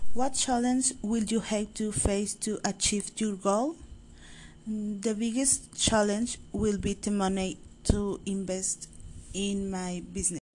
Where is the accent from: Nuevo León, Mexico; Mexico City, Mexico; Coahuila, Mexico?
Nuevo León, Mexico; Monterrey; also born or lived in San Pedro Garza García; I was born in Monterrey, Nuevo León.